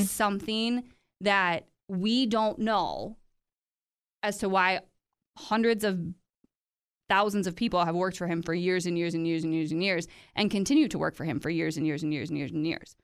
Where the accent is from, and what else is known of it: United States